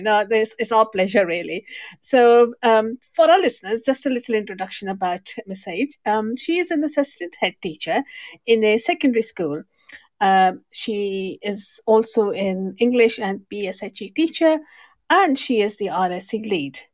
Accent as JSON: {"language": "English", "country": "Pakistan", "said": "I'm from Pakistan as well."}